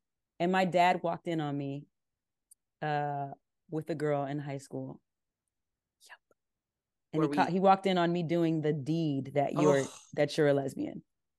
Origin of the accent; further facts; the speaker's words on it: California, United States; I grew up in Southern California. I'm like a skater kid at the core.